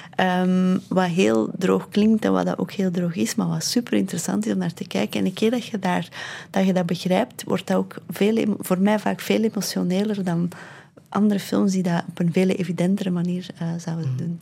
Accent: Londerzeel, Flanders, Belgium; het dorp waar ik ben opgegroeid

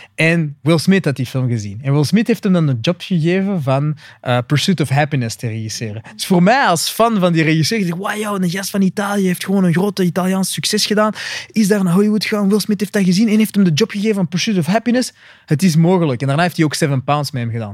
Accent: Flanders, Belgium; ik ben gewoon een Vlaming

